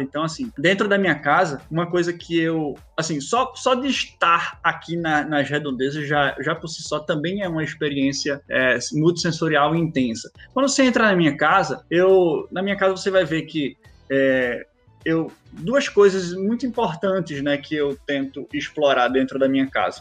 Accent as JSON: {"language": "Portuguese", "town": "Recife", "region": "Pernambuco", "country": "Brazil", "said": "eu sou, eu sou de Recife."}